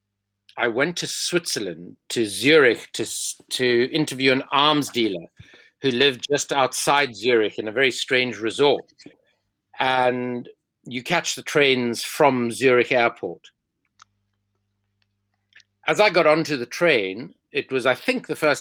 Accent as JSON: {"language": "English", "town": "Cape Town", "region": "Western Cape", "country": "South Africa", "moved": "yes", "lives_now": "London, United Kingdom", "said": "I am from Cape Town, but I am in London, which is where I live and where I'm joining you from today"}